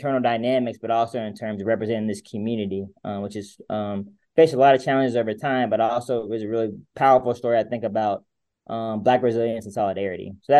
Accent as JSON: {"language": "English", "town": "Montgomery", "region": "Alabama", "country": "United States", "said": "I'm from Montgomery, Alabama, which is another city with very complex racial history."}